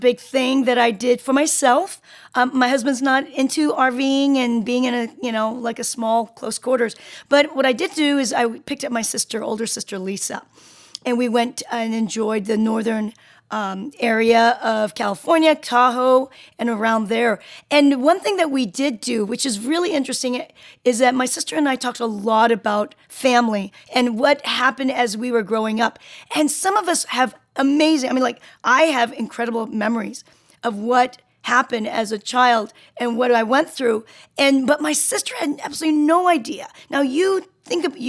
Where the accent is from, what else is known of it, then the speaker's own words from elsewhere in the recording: South Korea; I'm Korean. I'm from South Korea.